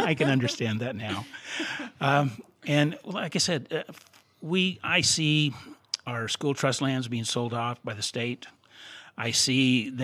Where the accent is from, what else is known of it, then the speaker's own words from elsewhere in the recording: Salt Lake City, Utah, United States; I was raised in Salt Lake City.